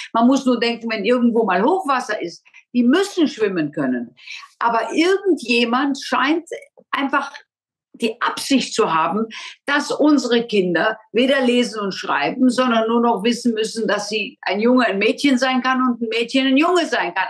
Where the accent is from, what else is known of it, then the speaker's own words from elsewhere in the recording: Germany; wir Deutschen